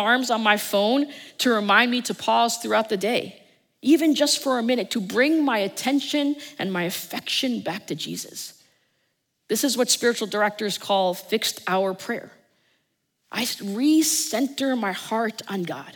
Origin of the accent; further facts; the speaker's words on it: New Jersey, United States; I'm from New Jersey